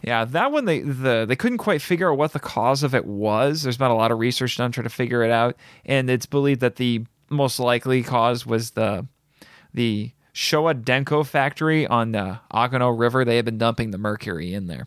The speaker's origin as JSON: {"language": "English", "region": "Indiana", "country": "United States", "tie": "born or raised there", "said": "growing up in Indiana all my life, not nearby any huge cities"}